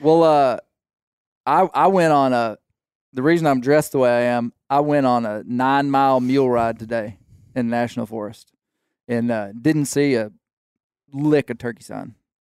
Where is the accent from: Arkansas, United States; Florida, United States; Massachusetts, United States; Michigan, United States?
Arkansas, United States; Mena; here from my hometown of Mena, Arkansas.